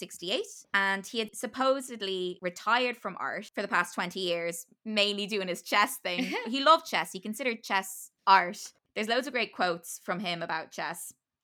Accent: Ireland; I'm an Irish theater person and I don't like Beckett

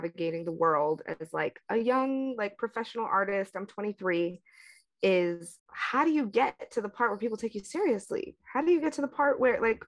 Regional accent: outside of North Philadelphia, Pennsylvania, United States; now in New York, United States; my hometown outside of North Philly

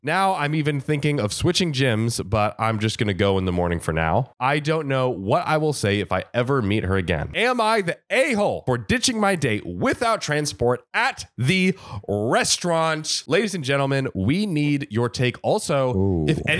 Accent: India; now in United States; I'm Indian, so I'm kind of used to the whole servant master attitude thing because it's big in India, but I'm not a fan of it. And I thought it was super weird here in the States.

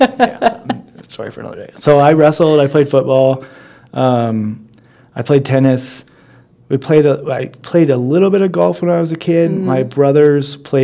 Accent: Nebraska, United States; growing up in Nebraska

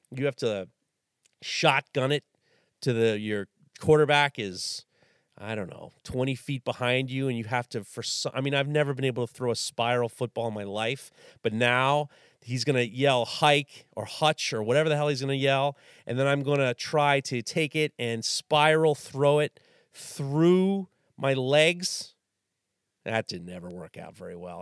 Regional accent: New York City, New York, United States; growing up in New York City in the early in the early 80s

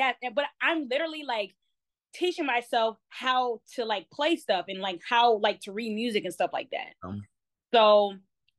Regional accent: Baltimore, Maryland, United States; because I don't have the strictly like Baltimore accent. I am born and raised in Baltimore, so but I sound very proper, right?

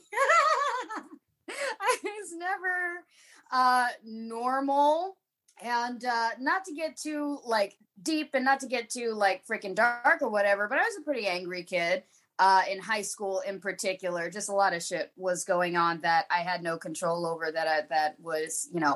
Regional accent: Fishers, Indiana, United States; I grew up in the town that my mother's place is now, Fishers, Indiana, which is a suburb outside of the city of Indianapolis

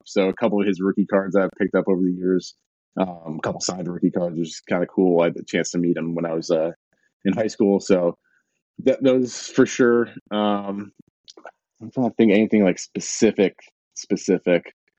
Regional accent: Binghamton, New York, United States; we had a double A team in my hometown. The Binghamton Mets used, used to be the Binghamton Mets

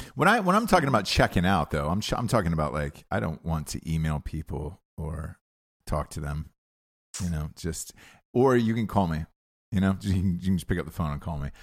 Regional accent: Georgia, United States; I grew up in Georgia

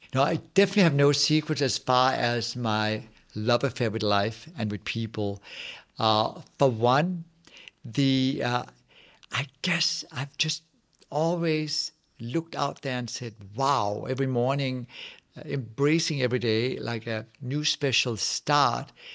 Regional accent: Nibe, North Denmark Region, Denmark; English is a second language; now in Los Angeles, United States; as a Dane, I'm also coming from Jutland. I come from bl-, blue-collar working class family

